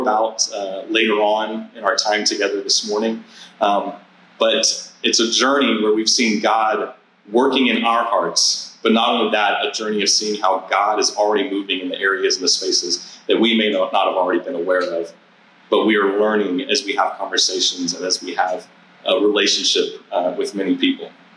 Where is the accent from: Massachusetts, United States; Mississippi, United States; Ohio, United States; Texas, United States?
Texas, United States; San Antonio; moved away as an adult; I grew up in San Antonio, Texas, in a, in a church community that I was part of from the time that I was born to the time that I was 18 years old and left uh, for college